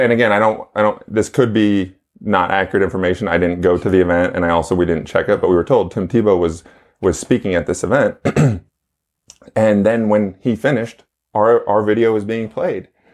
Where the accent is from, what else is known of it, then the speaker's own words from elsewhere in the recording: New York, United States; born and raised in New York